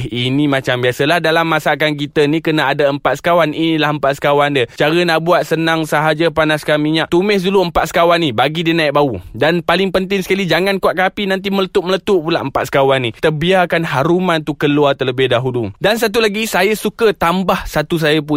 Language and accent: Malay; Kedah, Malaysia; Saya orang Kedah, orang Utara memang kenal lah dengan gulai kawah ni memang terbaik.